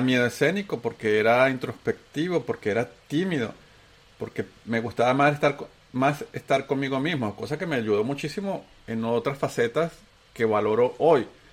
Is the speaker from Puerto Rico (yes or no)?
no; Venezuela; accent: Venezuelan; moved away as an adult; also born or lived in Antioquia, Colombia / Bogotá, Colombia / Chile / United States; tengo acento venezolano, porque soy un paisa que sus papás se lo llevaron de tres años a Venezuela